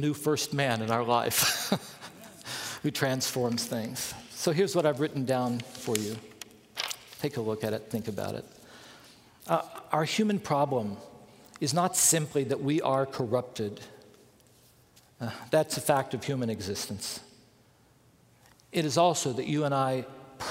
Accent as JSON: {"language": "English", "town": "Bluefield", "region": "West Virginia", "country": "United States", "tie": "born or raised there", "said": "I grew up in Bluefield, West Virginia"}